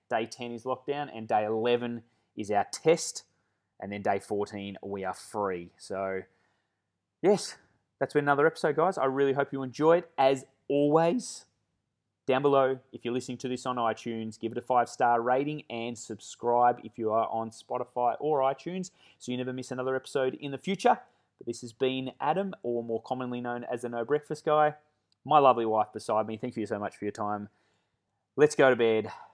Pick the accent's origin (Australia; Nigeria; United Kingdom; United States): Australia; Melbourne, Victoria; moved away as an adult; now in Perth, Australia; I'm born and bred Melbourne. I've never lived anywhere else.